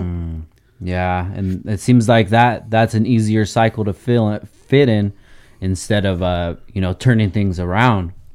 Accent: Oxnard, California, United States; born and raised in Oxnard

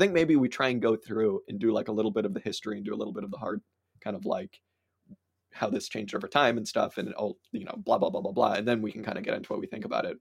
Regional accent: United States; as an American

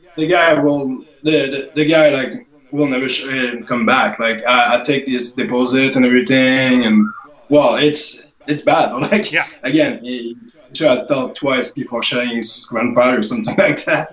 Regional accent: Canada; as a Canadian

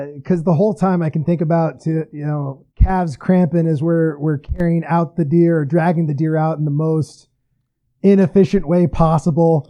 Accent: California, United States; moved away as an adult; now in Arizona, United States; I grew up in California

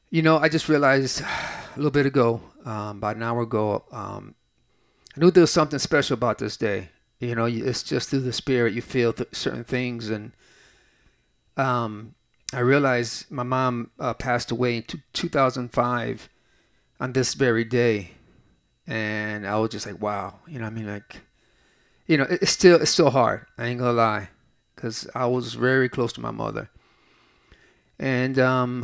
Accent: Lorain, Ohio, United States; I grew up in South Lorain, Ohio, which is a steel city, a suburb of Cleveland

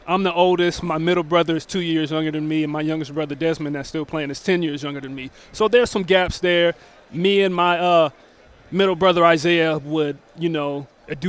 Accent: Tacoma, Washington, United States; I grew up in Tacoma

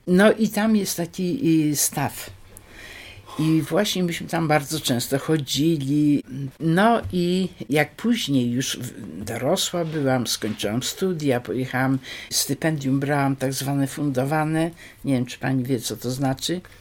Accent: Wrocław, Lower Silesian Voivodeship, Poland; also born or lived in Skorzelec/Gorzelec (village); później tu już jesteśmy we Wrocławiu. Wrocławiu zamieszkaliśmy w takim domu przy ulicy Piastowskiej

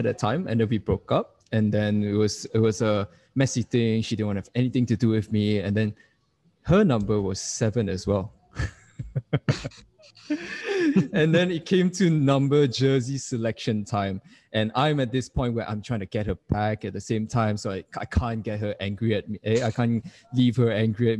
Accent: Malaysia; moved away as an adult; also born or lived in Wales; I am from Malaysia, and I am currently 25 years old

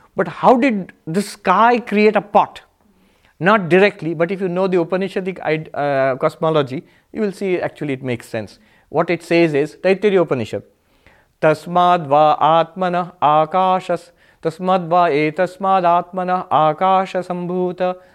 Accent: India; now in New York, United States; I am a monk. I am an Indian. I am, um, in, uh, um, New York.

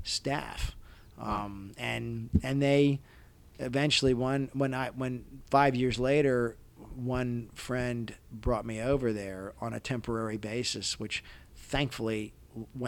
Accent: Maryland, United States; accent: Maryland; I'm from Maryland. I have a Maryland accent.

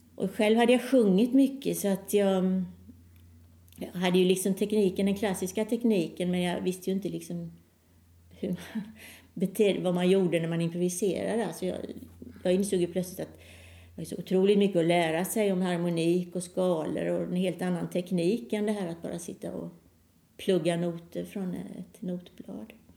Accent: Halmstad, Halland County, Sweden; moved away as an adult; also born or lived in Gothenburg; jag är född i Halmstad men eh, när jag sökte då fortsätta med musiken så kom jag i Göteborg

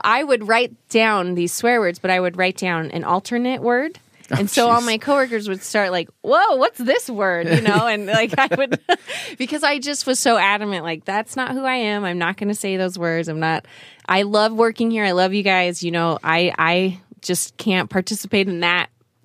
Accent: Utah, United States; moved away as an adult; also born or lived in South Korea / New York City; I grew up in Korea till I was about 8 and then moved to Utah. And I then did school here, went to high school

